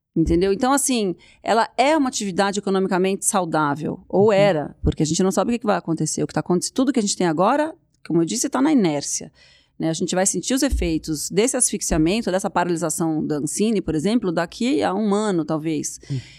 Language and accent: Portuguese; Brazil; Eu sou brasileira